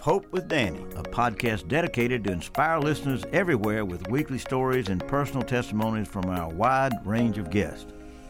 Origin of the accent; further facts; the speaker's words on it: Athens, Georgia, United States; We both grew up in Athens, Georgia